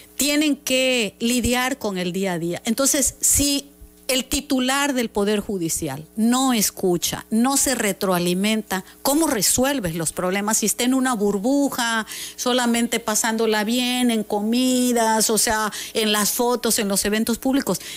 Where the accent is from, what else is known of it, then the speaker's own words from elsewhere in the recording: Mexico; nosotros como mexicanos